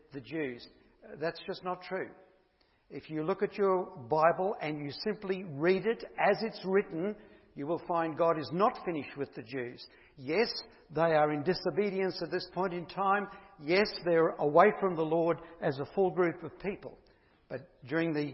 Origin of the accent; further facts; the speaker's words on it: Bundaberg, Queensland, Australia; moved away as an adult; also born or lived in Perth; I'm Bundaberg born, so I'm a Queenslander, so it's good to be back home